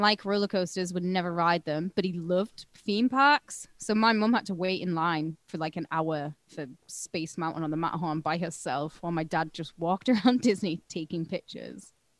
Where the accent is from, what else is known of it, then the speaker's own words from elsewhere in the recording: United Kingdom; The fact that it was free to me as a British person